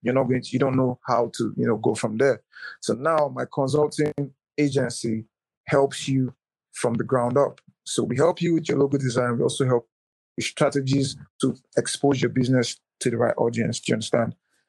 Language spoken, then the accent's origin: English; Manchester, North West England, United Kingdom; You know, and Manchester United, because I'm from Manchester, okay.